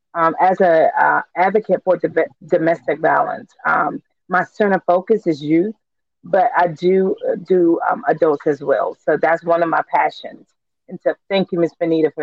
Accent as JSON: {"language": "English", "town": "Wilson", "region": "North Carolina", "country": "United States", "said": "I'm from Wilson, North Carolina."}